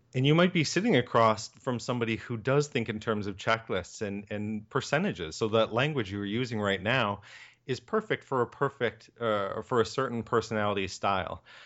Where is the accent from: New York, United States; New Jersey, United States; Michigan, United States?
Michigan, United States; also born or lived in Ohio; now in Chicago, United States; I'm from Michigan and went to school in Ohio and moved to Chicago in nineteen ninety-nine